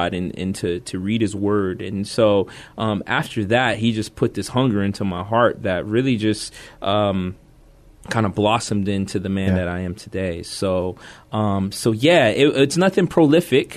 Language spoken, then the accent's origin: English; Youngstown, Ohio, United States; moved away as an adult; also born or lived in Korea; now in San Antonio, United States; I'm originally from a small town of Youngstown, Ohio